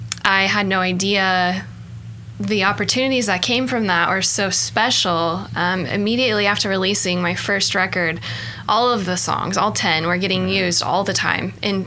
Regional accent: Norman, Oklahoma, United States; I was born and raised in Norman, Oklahoma.

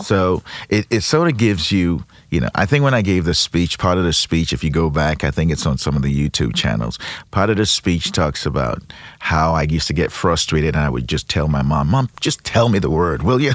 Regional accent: Nigeria; now in Saint Louis, United States; I'm originally from Nigeria, been in Saint Louis for thirty-four years

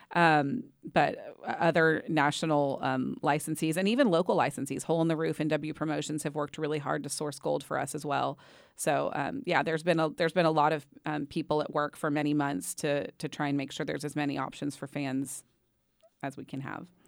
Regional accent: Waco, Texas, United States; I grew up in Waco

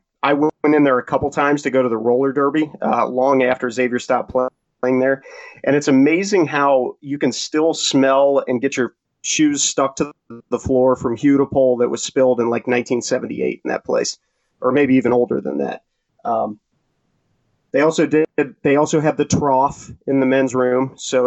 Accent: Amelia, Ohio, United States; when I was growing up in Amelia a million years ago.

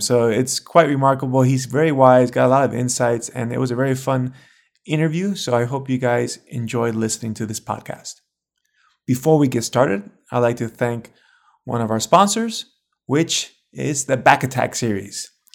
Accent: United States; I'm American myself

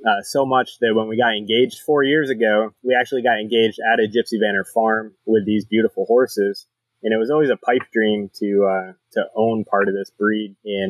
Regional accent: close to Rochester, Western New York, United States; now in Ocala, United States; I always grew up with horses. I grew up in Western New York, close to Rochester, and we had 50 quarter horses, 50 Black Angus cows.

